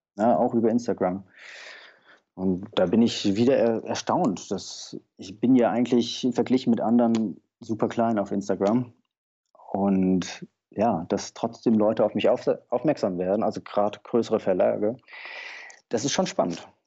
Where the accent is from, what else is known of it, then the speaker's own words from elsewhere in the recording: Taunus, Hesse, Germany; Ich bin im Taunus aufgewachsen